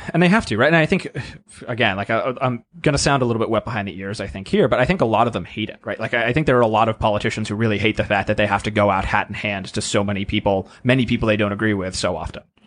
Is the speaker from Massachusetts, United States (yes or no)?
yes; Massachusetts, United States; now in Washington, D.C., United States; I grew up in Massachusetts